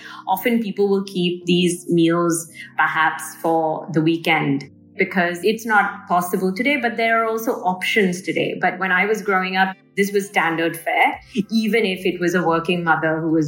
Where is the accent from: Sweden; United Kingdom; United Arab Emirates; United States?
United Arab Emirates; Dubai; If I looked at my own upbringing, and I grew up in Dubai with a working mother